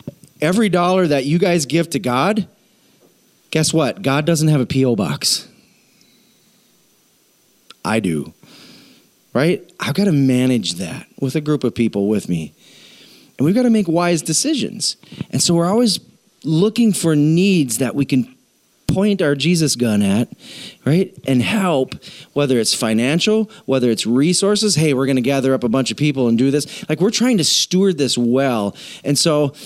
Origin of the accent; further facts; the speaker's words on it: South Dakota, United States; We're from South Dakota.